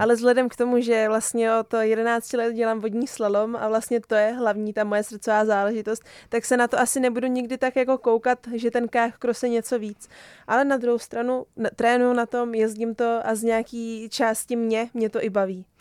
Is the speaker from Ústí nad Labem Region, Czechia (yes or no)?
yes; Roudnice nad Labem, Ústí nad Labem Region, Czechia; já jsem vlastně rodě, do, rodačka z Roudnice